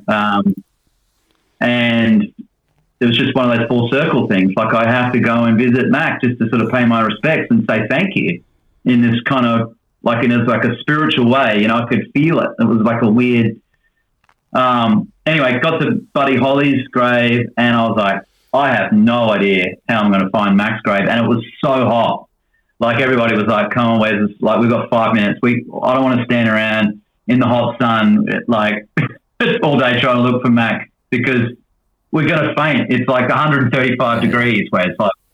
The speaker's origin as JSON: {"language": "English", "country": "Australia", "moved": "yes", "lives_now": "Nashville, United States", "said": "being an Aussie"}